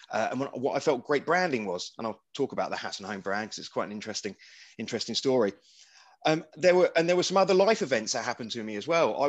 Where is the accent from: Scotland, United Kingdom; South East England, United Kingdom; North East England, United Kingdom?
South East England, United Kingdom; Wokingham; my hometown of Wokingham in Berkshire